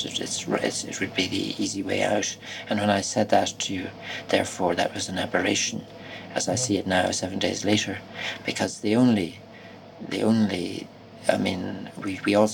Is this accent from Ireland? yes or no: yes; Ireland